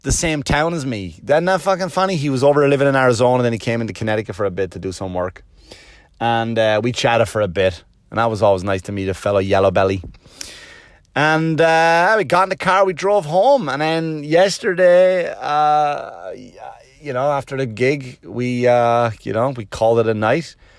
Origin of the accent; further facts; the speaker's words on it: Wexford, Leinster, Ireland; moved away; And I go, "Wexford."